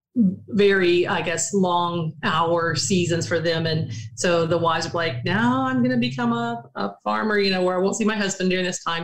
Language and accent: English; Prattville, Alabama, United States; moved away; I grew up in Alabama. Um, it's not, it was small when I lived there, but Prattville